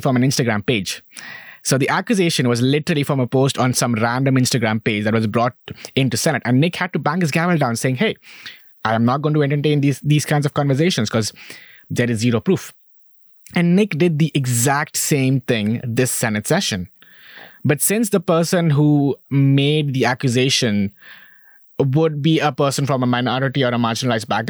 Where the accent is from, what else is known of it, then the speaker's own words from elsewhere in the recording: India; moved away as an adult; now in United States; I'm from India. I am a brown person.